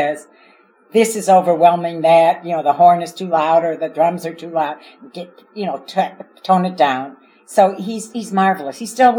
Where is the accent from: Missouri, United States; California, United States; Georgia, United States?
Missouri, United States; Kansas City; now in Chicago, United States; I'm from Kansas City.